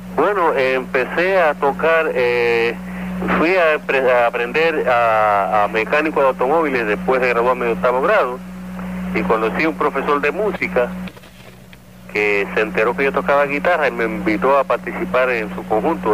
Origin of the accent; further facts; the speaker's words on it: San Juan, Puerto Rico; also born or lived in Naguabo, Puerto Rico; y me crié en Sunoco, Villa Palmera.